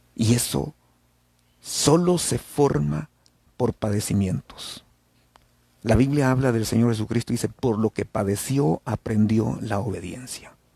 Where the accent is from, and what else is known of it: El Salvador